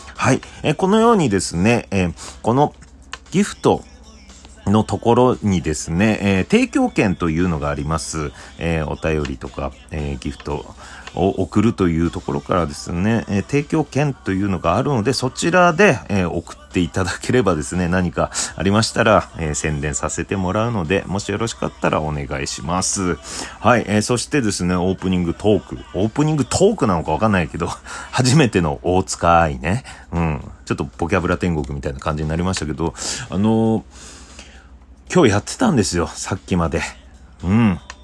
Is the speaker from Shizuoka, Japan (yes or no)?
no; Obihiro, Hokkaido, Japan; now in Tokyo, Japan; 地元の北海道帯広